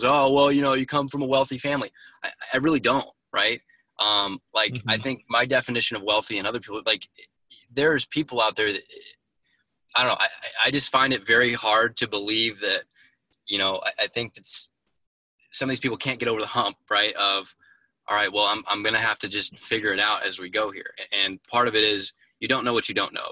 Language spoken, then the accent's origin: English; Indianapolis, Indiana, United States; born and raised originally in Indianapolis